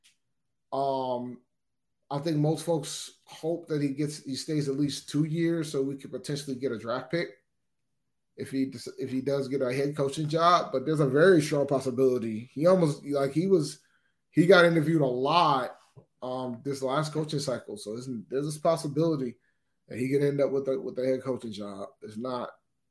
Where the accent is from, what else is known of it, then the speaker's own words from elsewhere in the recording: Columbia, South Carolina, United States; moved away; I'm originally from Columbia, South Carolina.